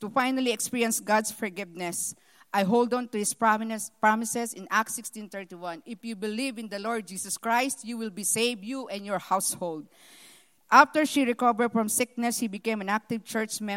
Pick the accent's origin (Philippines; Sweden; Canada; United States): Philippines; moved away; I was born in the Philippines, the eldest daughter in a family with 12 children